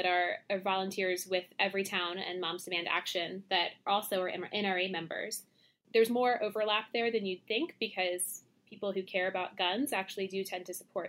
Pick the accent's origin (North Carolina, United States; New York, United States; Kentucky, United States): North Carolina, United States; moved away; I'm from North Carolina